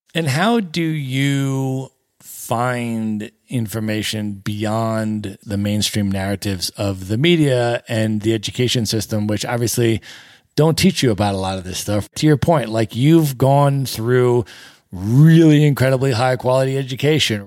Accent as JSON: {"language": "English", "country": "United States", "said": "as an American"}